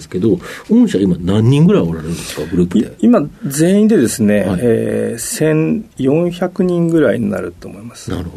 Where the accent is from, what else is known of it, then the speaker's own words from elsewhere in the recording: Sapporo, Hokkaido, Japan; also born or lived in Hakodate, Hokkaido; 北海道の函館で生まれで、札幌で育ちました。